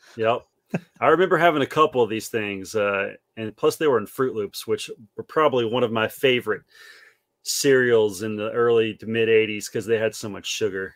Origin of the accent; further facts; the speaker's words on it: South Carolina, United States; house I grew up in here in South Carolina.